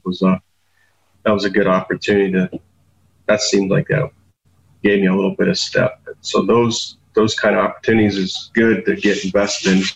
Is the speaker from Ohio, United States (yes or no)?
yes; North Canton, Ohio, United States; I'm from the Cleveland, Ohio area, actually about an hour south in North Canton, Ohio